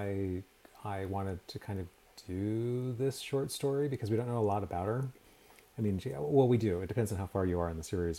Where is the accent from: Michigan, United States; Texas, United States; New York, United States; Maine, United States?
Maine, United States; Portland; moved away as an adult; now in Tucson, United States; I grew up outside of Portland, Maine